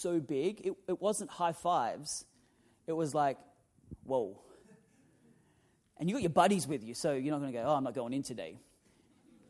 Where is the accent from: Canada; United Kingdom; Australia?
Australia; Newcastle, New South Wales; moved away; growing up in Newcastle in Australia